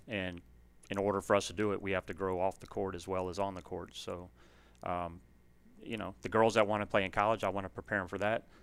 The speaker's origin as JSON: {"language": "English", "town": "Aurora", "region": "Illinois", "country": "United States", "tie": "born or raised there", "moved": "yes", "said": "I grew up in Illinois. Um, I played for a really successful high school program up there, West Aurora."}